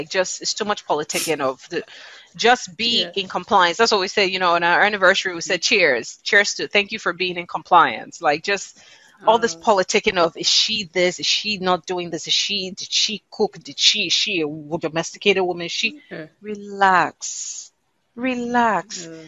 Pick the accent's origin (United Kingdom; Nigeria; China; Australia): Nigeria; People identify that I'm Nigerian African through my name, my accent when I share it, but primarily through music.